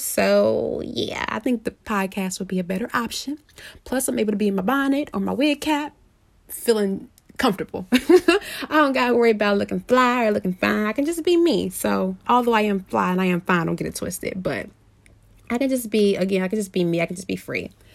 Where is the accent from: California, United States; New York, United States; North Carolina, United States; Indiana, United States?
Indiana, United States; Indianapolis; I am from Indianapolis